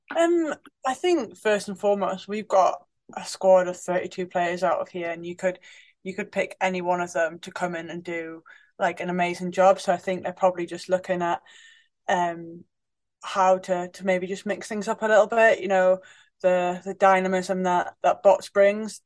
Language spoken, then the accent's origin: English; Newcastle upon Tyne, North East England, United Kingdom; growing up in Newcastle as a kid